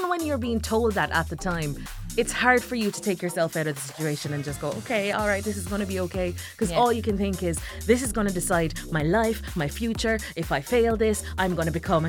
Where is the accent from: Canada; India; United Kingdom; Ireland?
Ireland; also born or lived in Jamaica; I was born in Jamaica, grew up in Ireland